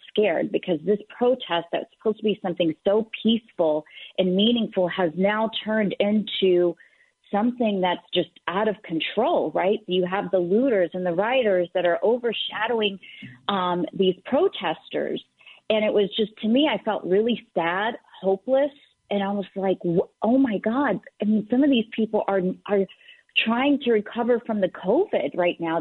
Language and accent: English; the South, United States; growing up in the South and being Middle Eastern